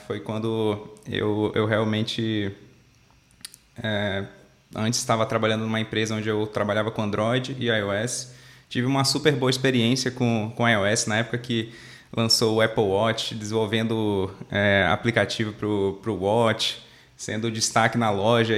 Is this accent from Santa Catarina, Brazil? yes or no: no; Manaus, Amazonas, Brazil; eu sou natural de Manaus, lá no Amazonas, lá no norte.